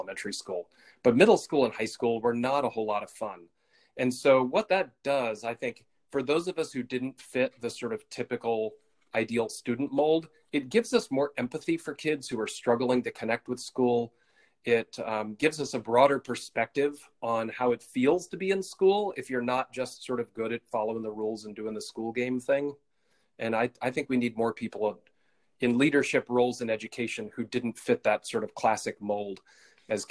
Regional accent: Auburn, Maine, United States; the town where I grew up in Auburn, Maine

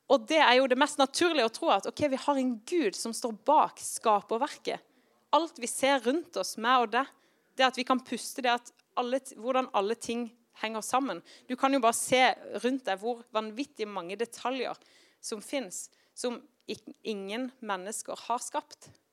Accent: Kristiansand, Agder, Norway; now in Tromsø, Norway; Når jeg vokste opp i Kristiansand

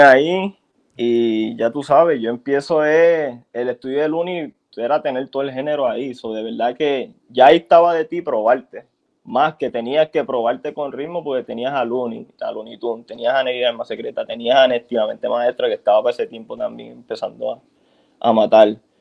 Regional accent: San Juan, Puerto Rico; also born or lived in Carolina, Puerto Rico; yo me crié mis primeros años en Santurce

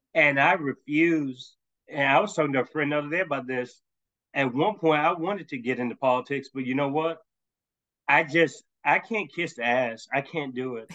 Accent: Tennessee, United States; I'm from Tennessee

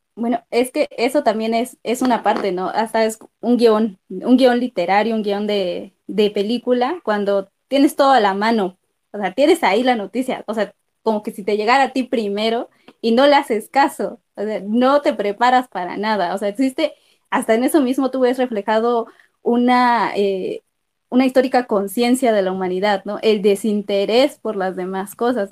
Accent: Mexico; como mexicanos

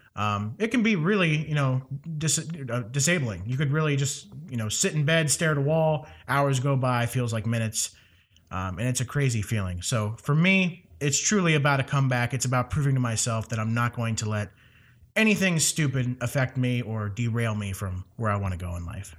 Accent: Ohio, United States; moved away; my hometown in Ohio

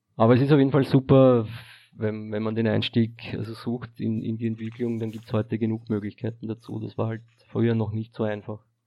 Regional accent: Austria; Also ich bin aus Österreich

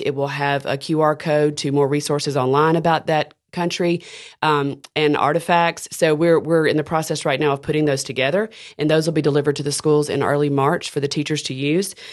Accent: Decatur, Alabama, United States; moved away as an adult; now in Birmingham, United States; I am from Decatur, Alabama, and, uh, grew up there

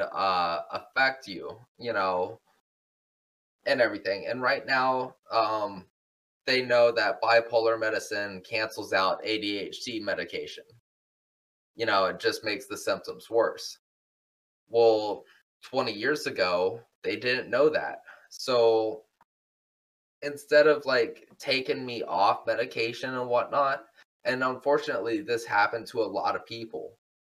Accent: Houston, Texas, United States; also born or lived in Magnolia, Texas; I am from Houston, and I'm still residing currently in Houston.

